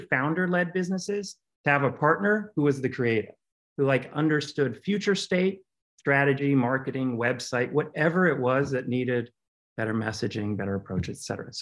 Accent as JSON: {"language": "English", "town": "Cincinnati", "region": "Ohio", "country": "United States", "tie": "born or raised there", "also_born_or_lived": "Brooklyn, New York", "moved": "yes", "said": "I grew up in Cincinnati to a very creative household full of composers, artists, choreographers."}